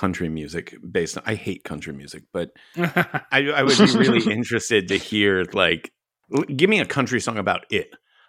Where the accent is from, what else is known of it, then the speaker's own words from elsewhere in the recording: Texas, United States; I grew up in Texas.